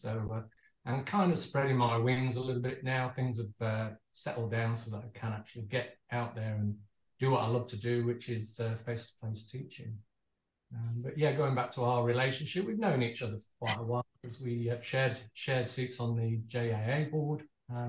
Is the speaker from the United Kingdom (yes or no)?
yes; Manchester, North West England, United Kingdom; moved away as an adult; also born or lived in Birmingham; now in Perth, Australia; I'm from Manchester originally, so I grew up there, and my dad was a watchmaker